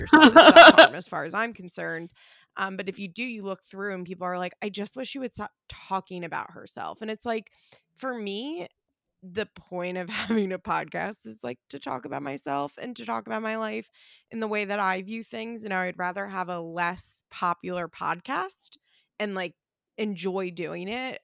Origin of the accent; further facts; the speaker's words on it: West Chester, Pennsylvania, United States; also born or lived in Florida; I am from Westchester, Pennsylvania